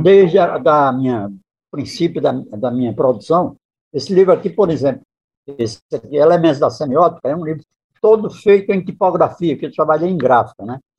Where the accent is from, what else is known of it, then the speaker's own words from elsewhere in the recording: Northeast Region, Brazil; eu, como nordestino, sou fã do povo nordestino